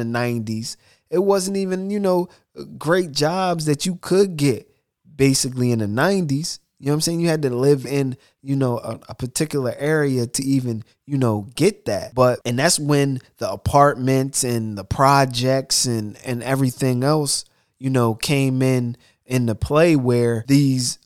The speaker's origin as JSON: {"language": "English", "country": "United States", "tie": "born or raised there", "said": "we grew up in America"}